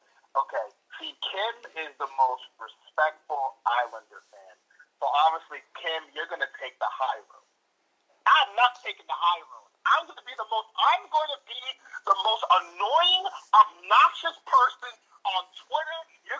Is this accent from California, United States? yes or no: no; New Jersey, United States; growing up in New Jersey